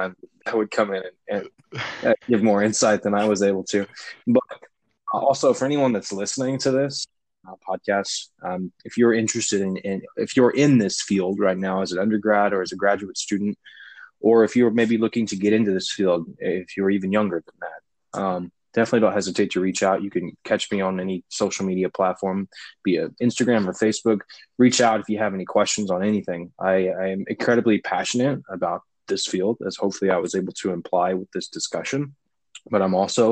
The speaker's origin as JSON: {"language": "English", "region": "Indiana", "country": "United States", "tie": "born or raised there", "said": "I grew up in Indiana"}